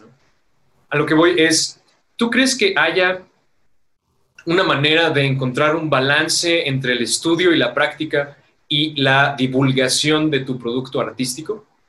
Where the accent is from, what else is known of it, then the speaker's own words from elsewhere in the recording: Metepec, State of Mexico, Mexico; por acá nosotros somos de Metepec, guión Toluca